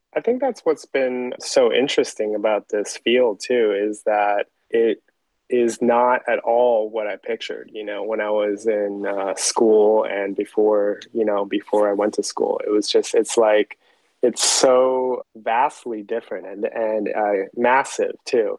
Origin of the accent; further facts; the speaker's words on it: Taiwan; moved away; growing up in Taiwan